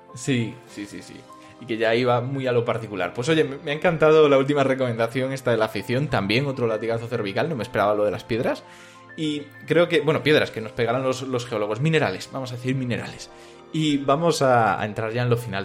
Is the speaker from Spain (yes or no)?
yes; Galicia, Spain; yo soy gallego